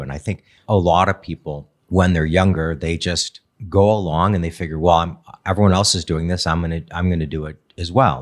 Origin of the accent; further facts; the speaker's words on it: Redford Township, Michigan, United States; also born or lived in Chicago; I grew up in D, the Detroit area